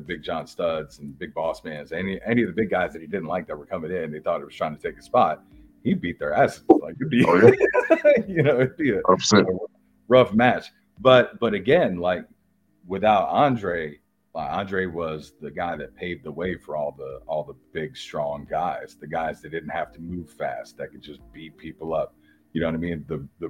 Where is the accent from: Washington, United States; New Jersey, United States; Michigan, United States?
New Jersey, United States; I'm from Jersey.